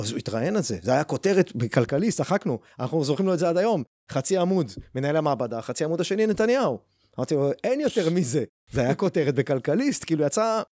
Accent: Beersheba, Southern District, Israel; now in Rehovot, Israel; בבאר שבע, שם גדלתי

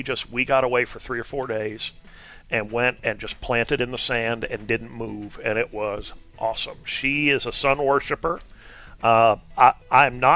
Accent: Vermont, United States; I'm from Vermont

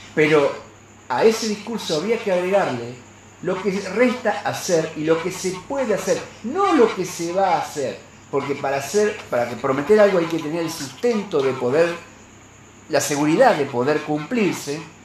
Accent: Santa Fe, Argentina; como santafesino

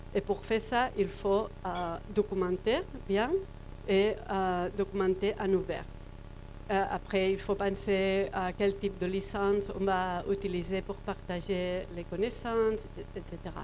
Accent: Barcelona, Catalonia, Spain; French is a second language; je viens de Barcelone

